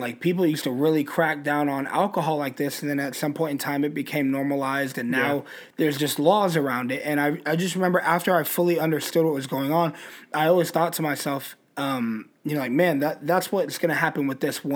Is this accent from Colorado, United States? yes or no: yes; Colorado Springs, Colorado, United States; I'm from Colorado Springs